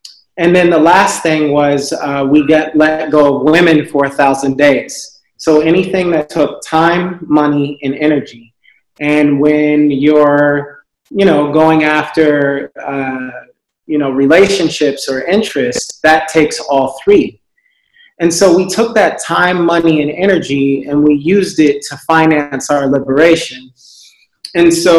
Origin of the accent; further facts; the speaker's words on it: Los Angeles, California, United States; moved away as an adult; also born or lived in Amsterdam; now in Ghana; I'm originally from Los Angeles, California, was born in Los Angeles, California.